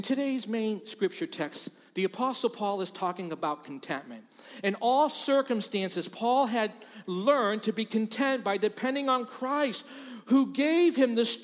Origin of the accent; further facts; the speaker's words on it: Boston, Massachusetts, United States; moved away as an adult; now in Rochester, United States; I'm from Boston.